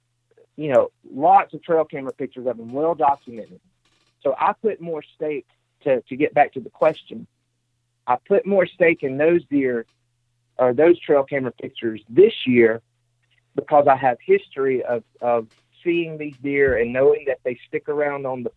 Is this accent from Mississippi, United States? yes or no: yes; Mississippi, United States; I'm from Mississippi